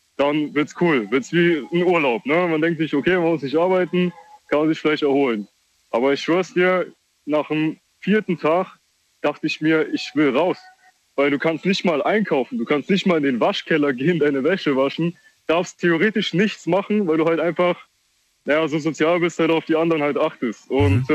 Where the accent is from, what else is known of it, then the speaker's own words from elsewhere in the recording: Kaiserslautern, Rhineland-Palatinate, Germany; ich komme aus Kaiserslautern, aktuell halt umgezogen im Dorf